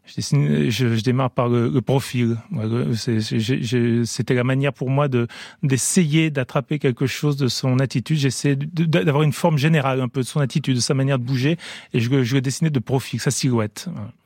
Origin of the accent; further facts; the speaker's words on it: France; j'ai grandi quand même en France